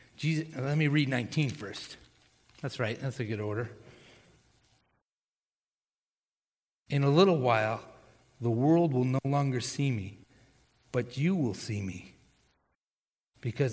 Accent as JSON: {"language": "English", "region": "Texas", "country": "United States", "tie": "born or raised there", "said": "I was born in Texas"}